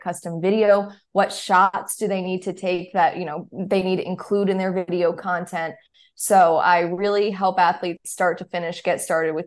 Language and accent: English; Charlotte, North Carolina, United States; growing up in Charlotte, just always going to the Panthers games